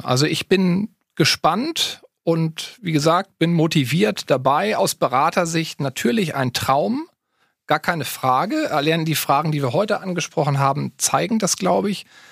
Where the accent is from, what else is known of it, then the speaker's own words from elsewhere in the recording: near Hannover, Lower Saxony, Germany; also born or lived in Berlin / Halle-Wittenberg; bin aber schon im Alter von zwei Jahren zwangsumgezogen nach Niedersachsen